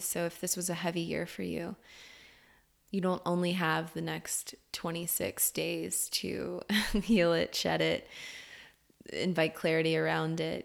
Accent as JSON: {"language": "English", "town": "Orlando", "region": "Florida", "country": "United States", "tie": "born or raised there", "said": "I was born in Orlando, Florida"}